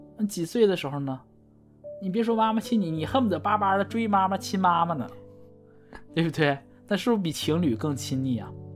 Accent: Northeast China, China; 我们东北人，我们就不说秋裤

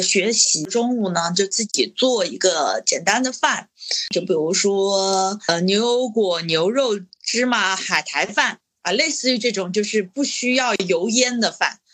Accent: Changsha, Hunan, China; 我们作为长沙人，其实我们的口味都是很重的

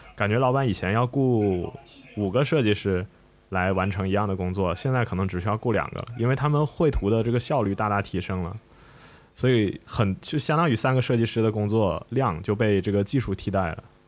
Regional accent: Shenzhen, Guangdong, China; 我小时候在这个深圳长大嘛

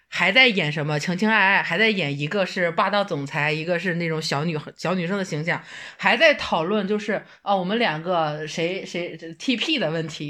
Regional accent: Hebei, China; 虽然我也是河北人吧，但其实河北梆子我听的也比较少

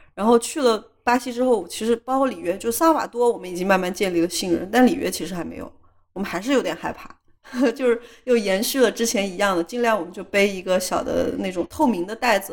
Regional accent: China; 它很像我们老家的一些就是稍微村一点的地方，就是有一点像国内的三四线城市的那种小城市

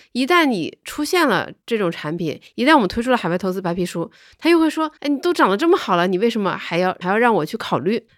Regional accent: Northeast China, China; 作为东北老乡

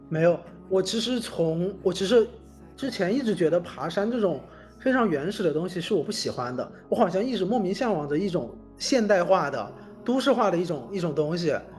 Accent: Hubei, China; moved away; 我当时回老家准备考研，就是冬天的嗯。时候嘛，然后我们老家那边其实是有个地方有一个大的一个人行天桥的

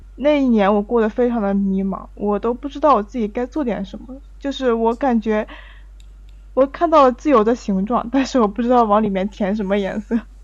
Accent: Hebei, China; 我是河北人，大家应该听说过衡水中山

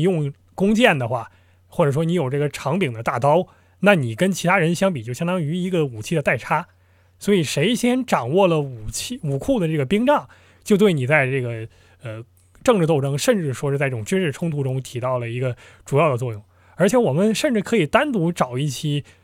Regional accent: Northeast China, China; 我是东魏人

